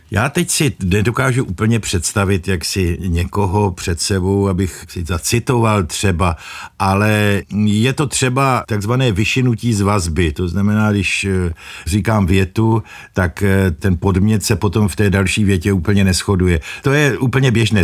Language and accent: Czech; Moravia, Czechia; Já pocházím z Moravy